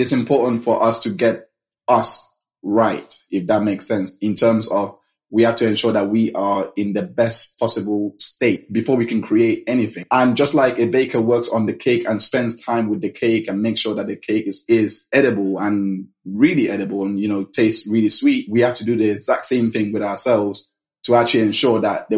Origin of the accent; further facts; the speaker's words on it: London, United Kingdom; Then we moved to the UK when I was 11. We grew up in London, West London, Mackillingdon area.